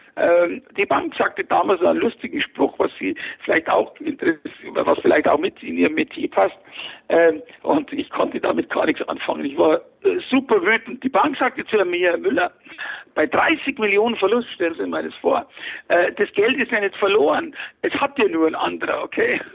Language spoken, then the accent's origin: German; Fürstenfeldbruck, Bavaria, Germany; ich bin geboren 1955 in Fürstenfeldbruck bei München